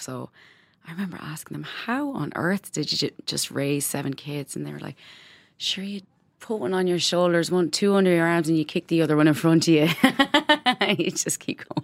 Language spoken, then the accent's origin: English; Ireland; moved away as an adult; now in Berlin, Germany; growing up in Catholic Ireland